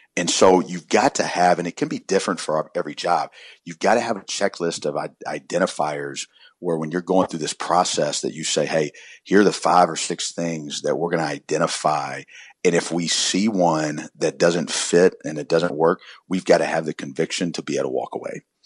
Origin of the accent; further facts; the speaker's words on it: Columbia, South Carolina, United States; I grew up in South Carolina in Columbia